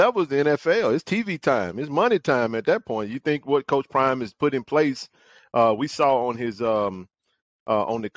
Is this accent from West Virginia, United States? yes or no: no; Jackson, Mississippi, United States; I grew up in Jackson, born and raised